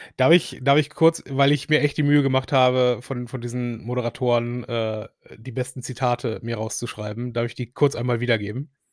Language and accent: German; Essen, North Rhine-Westphalia, Germany; als Essener